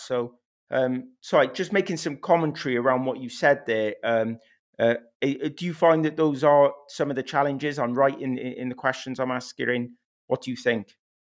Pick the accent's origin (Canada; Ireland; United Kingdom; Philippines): United Kingdom; Wales; first language English; I went to a first language Welsh school, but I came from an English speaking home.